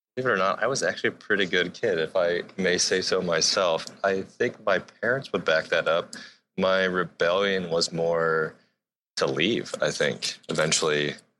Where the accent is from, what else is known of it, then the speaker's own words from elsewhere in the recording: Akron, Ohio, United States; now in Seattle, United States; I am from Akron, Ohio, just outside of a cornfield